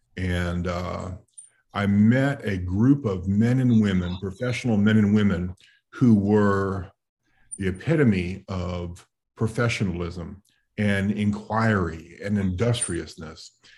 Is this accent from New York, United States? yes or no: yes; New York City, New York, United States; I grew up in New York City